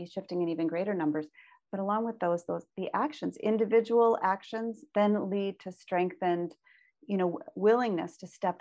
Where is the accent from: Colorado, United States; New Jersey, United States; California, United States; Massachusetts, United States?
Massachusetts, United States; Boston; moved away; also born or lived in Lake Michigan area (born); I grew up near Boston